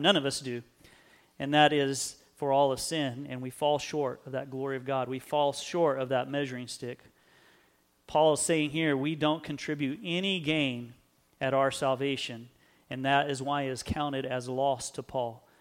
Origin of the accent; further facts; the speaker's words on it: United States; We live in a great country. We maybe take pride in being American.